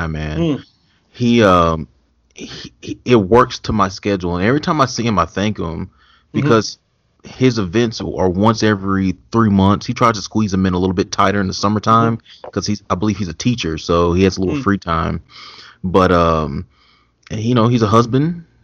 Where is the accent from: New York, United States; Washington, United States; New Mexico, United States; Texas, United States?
Texas, United States; Mesquite; And my family, they're from here. I'm from Mesquite.